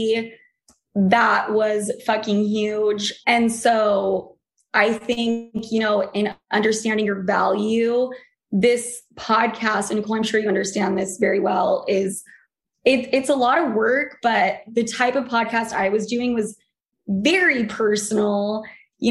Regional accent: Utah, United States; moved away; also born or lived in New York; I came from Utah

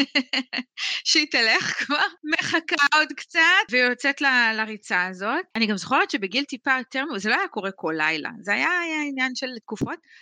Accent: Sarid, Northern District, Israel; אני גדלתי בקבוצת פשוש בקיבוץ שריד

